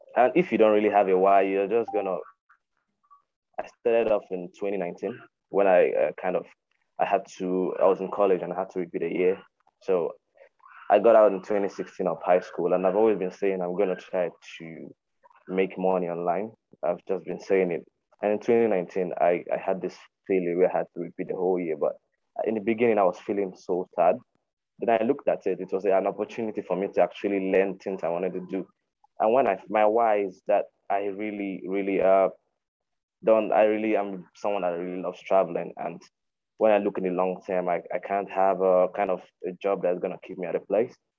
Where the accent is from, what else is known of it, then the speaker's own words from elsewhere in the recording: Nigeria; from Nigeria